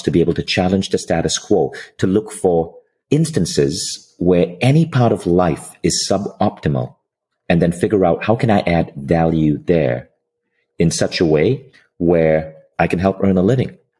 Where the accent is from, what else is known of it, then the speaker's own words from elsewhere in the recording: Malaysia; I'm from Malaysia. So my mom was a public school teacher in Malaysia